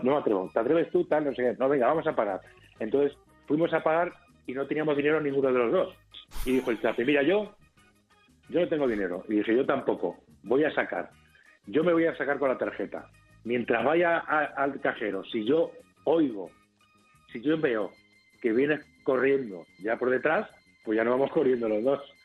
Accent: Albacete, Castilla-La Mancha, Spain; yo de soy de Albacete

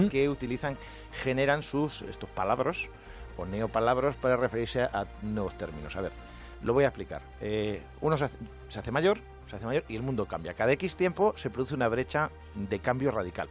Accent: Albacete, Castilla-La Mancha, Spain; soy de Albacete

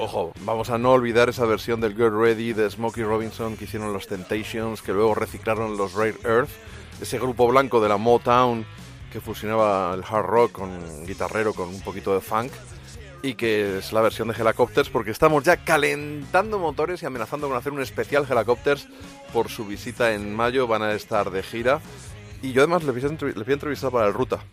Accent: Ciudad Real, Castilla-La Mancha, Spain; yo soy de Ciudad Real, soy de La Mancha

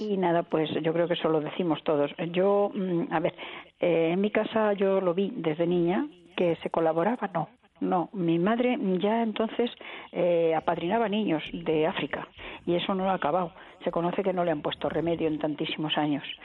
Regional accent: Madrid, Community of Madrid, Spain; yo soy de Madrid

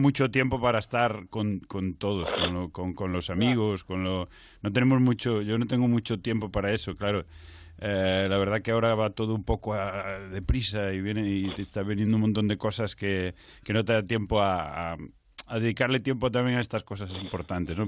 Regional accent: Culleredo, Galicia, Spain; yo soy de, de Castelo, que no es Carral, es Culleredo, es un pueblo de Culleredo

